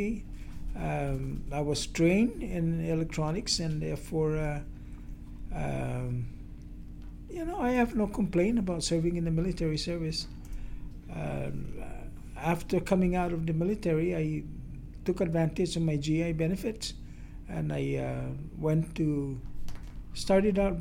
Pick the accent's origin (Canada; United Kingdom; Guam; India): Guam; moved away as an adult; now in United States; throughout the years that I growing up in Guam